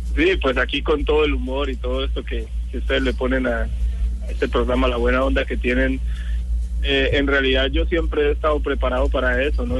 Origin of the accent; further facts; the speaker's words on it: Colombia; moved away; somos colombianos